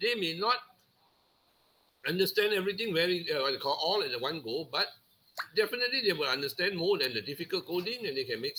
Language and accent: English; Penang, Malaysia; I'm in from Penang, Malaysia.